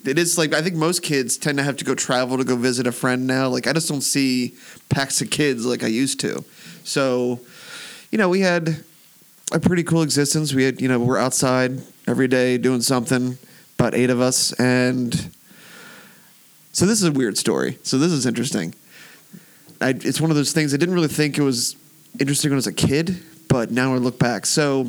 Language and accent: English; Wilmington, Delaware, United States; moved away as an adult; now in Rehoboth Beach, United States; I grew up in Wilmington. Okay. So I'm from Wilmington, Delaware, the beautiful place to be somebody, which is, I think that's still their slogan.